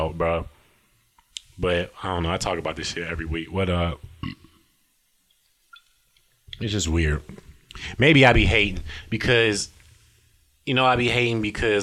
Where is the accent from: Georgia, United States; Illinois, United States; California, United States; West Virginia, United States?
Illinois, United States; South Holland; moved away; I am from South Highland, Illinois, 60473